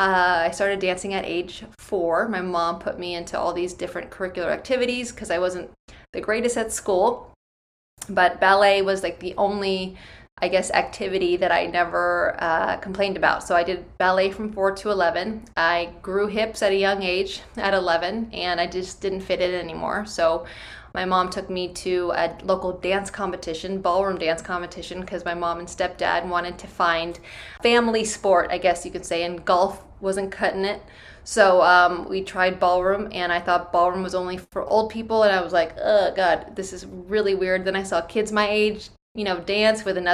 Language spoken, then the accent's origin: English; Bay Area, California, United States; I'm from the Bay Area. I grew up there